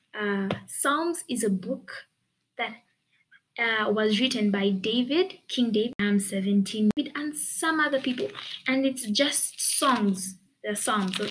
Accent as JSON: {"language": "English", "country": "Uganda", "tie": "born or raised there", "said": "I live in Uganda. I was born in Uganda. I've been schooling in Uganda. I've lived in Uganda."}